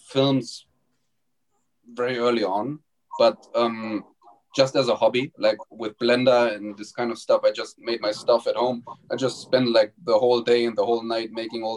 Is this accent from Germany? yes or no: yes; Germany; moved away; there was a school in my hometown when I went back to Germany